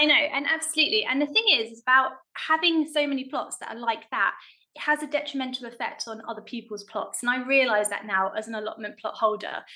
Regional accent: London, United Kingdom; I grew up in South London

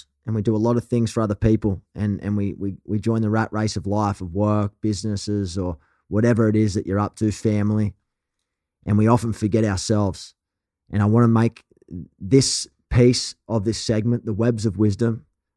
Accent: Australia; accent: thick, rough Australian; your thick, rough Australian accent

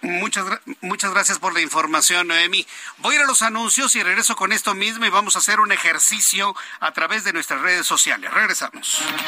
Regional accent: Mexico

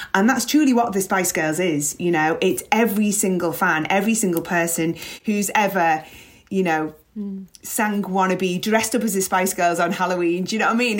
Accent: Liverpool, North West England, United Kingdom; growing up in Liverpool

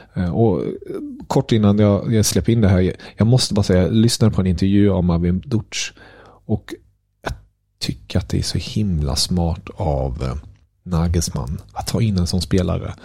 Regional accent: Germany; moved away; som tysk

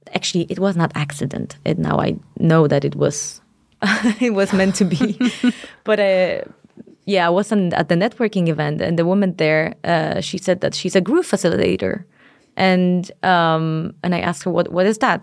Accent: Poland; now in Denmark; I come from Poland

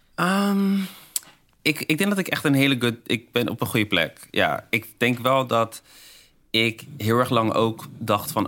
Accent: Netherlands; ik ben opgegroeid in Nederland

